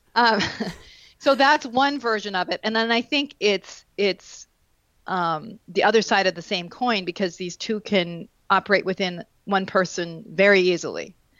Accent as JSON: {"language": "English", "region": "Vermont", "country": "United States", "tie": "born or raised there", "moved": "yes", "said": "I grew up in Vermont"}